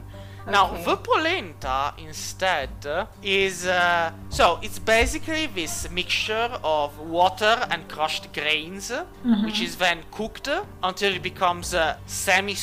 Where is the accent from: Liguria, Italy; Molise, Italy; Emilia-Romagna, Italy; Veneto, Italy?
Liguria, Italy; Savona; also born or lived in Genoa; Savona, which is my hometown